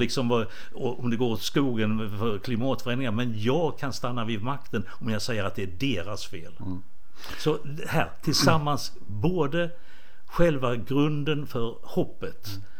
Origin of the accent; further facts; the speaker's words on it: Båstad, Skåne, Sweden; moved away; also born or lived in Rwanda; Båstad, mm. som jag, där jag är uppvuxen.